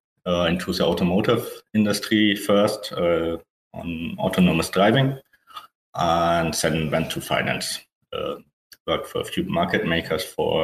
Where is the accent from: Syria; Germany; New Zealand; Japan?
Germany; English is a second language; As you can hear, from my accent, I guess I'm from Germany. So I studied techno-mathematics in Berlin.